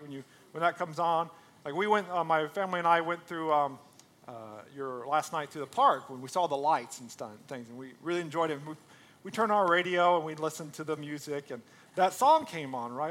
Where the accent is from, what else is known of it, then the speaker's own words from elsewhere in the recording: United States; we're Americans, right? Like, I'm an American